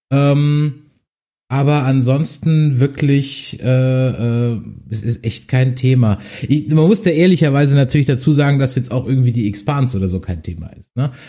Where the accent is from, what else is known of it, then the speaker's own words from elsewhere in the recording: Essen, North Rhine-Westphalia, Germany; ich komme aus äh, Essen.